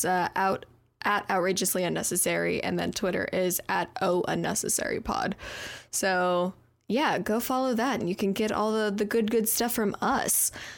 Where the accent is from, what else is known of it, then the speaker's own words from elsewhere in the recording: Arizona, United States; now in Oklahoma, United States; I grew up in Arizona. I've never had snow on Christmas.